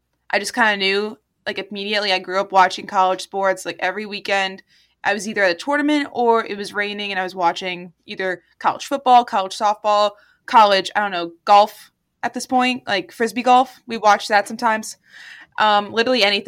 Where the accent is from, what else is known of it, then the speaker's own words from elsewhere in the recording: Ramsey, New Jersey, United States; I'm from Ramsey, New Jersey, but I always say New York City because I'm not a big Jersey fan.